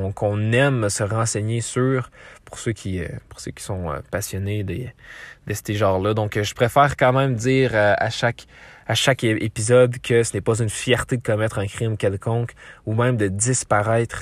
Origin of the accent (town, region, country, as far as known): Quebec, Canada